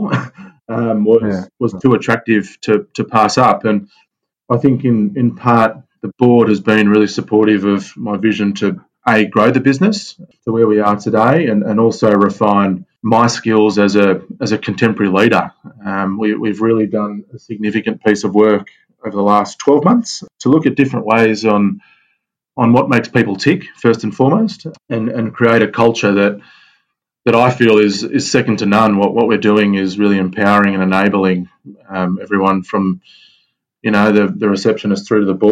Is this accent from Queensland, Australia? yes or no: no; Sydney, New South Wales, Australia; born and bred in Sydney